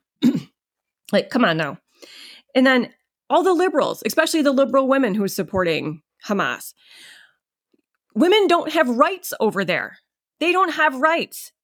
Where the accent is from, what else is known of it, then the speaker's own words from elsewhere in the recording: upstate New York, United States; I live in upstate New York, And for people that don't know about New York, you tell people, "I'm from New York." They immediately think you're from the city. I am not from the city